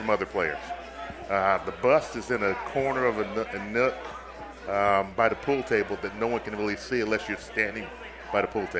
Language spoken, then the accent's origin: English; Arizona, United States; moved away as an adult; now in Minnesota, United States; I grew up in Arizona. I mean, I Sun Devil through and through.